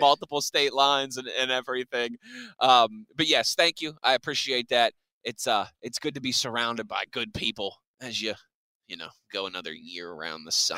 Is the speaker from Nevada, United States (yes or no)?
no; Pittsburgh, Pennsylvania, United States; moved away; when i came back to, to pittsburgh moved back to my hometown